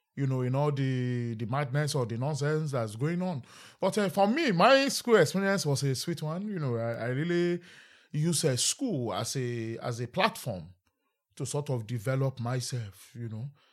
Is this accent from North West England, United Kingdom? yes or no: no; London, United Kingdom; Peckham has always feel like home